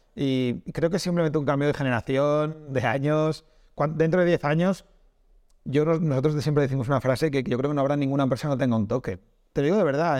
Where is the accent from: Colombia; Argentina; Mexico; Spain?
Spain; Castile; soy de Castilla y ahí hay pueblos muy pequeños